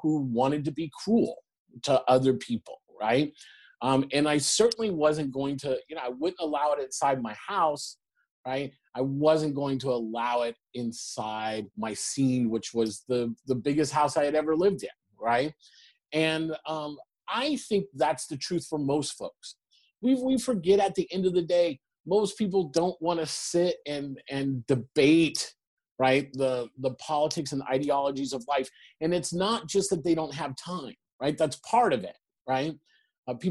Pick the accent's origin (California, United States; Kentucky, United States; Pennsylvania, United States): California, United States; Long Beach; I grew up in the Reagan era, right? In Long Beach, California